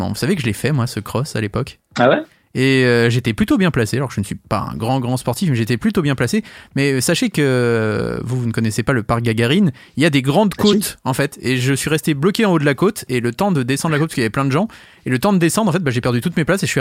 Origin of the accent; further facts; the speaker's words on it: Maisons-Laffitte, Île-de-France, France; born there; Je suis né à Maison Lafitte. Bon, je suis pas resté